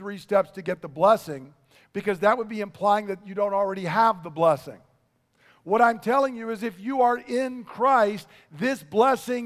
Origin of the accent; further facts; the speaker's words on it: United States; I'm an American